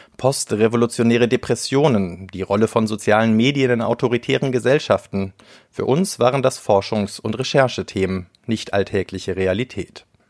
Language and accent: German; Germany; wir als Deutsche